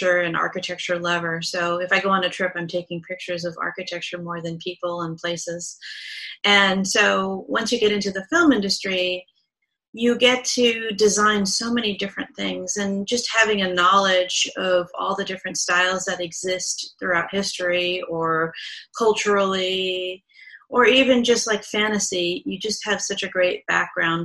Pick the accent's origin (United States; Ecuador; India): United States; Southern California; I grew up in Southern California